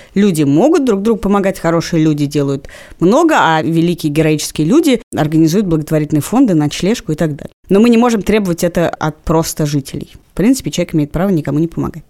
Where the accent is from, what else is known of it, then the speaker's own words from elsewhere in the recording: Moscow, Russia; я даже выросла на Павелецком вокзале. Моя квартира находилась напротив Павелецкого вокзала